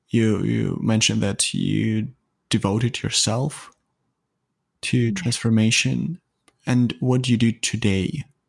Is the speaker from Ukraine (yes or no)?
yes; Ukraine; English is a second language; now in Toronto, Canada; I live in Toronto, Canada, but I was not born here. Mm. I was born in Eastern Europe. Originally, I'm from Ukraine. And then we traveled quite a lot and we ended up here in Canada.